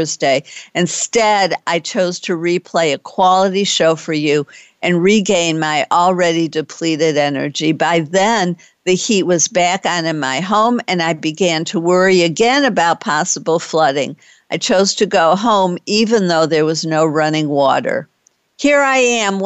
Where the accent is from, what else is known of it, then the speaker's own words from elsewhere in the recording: Detroit, Michigan, United States; now in Texas, United States; I'm from Detroit and know how to drive safely in winter weather